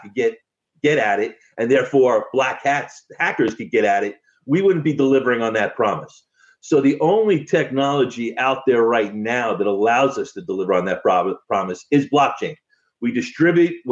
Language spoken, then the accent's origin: English; United States; as an American